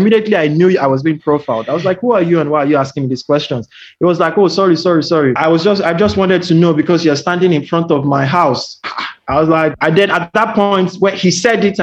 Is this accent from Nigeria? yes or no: yes; Nigeria; now in Australia; I'm Nigerian.